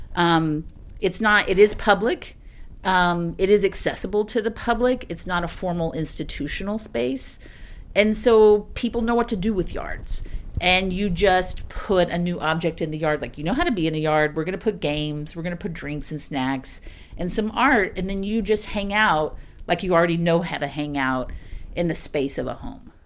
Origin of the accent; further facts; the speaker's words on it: East Texas, United States; also born or lived in Austin, Texas; now in Springdale, United States; I'm from East Texas. I'm from, like, super, pr, like, profoundly rural, thirty-two kids in your class, East Texas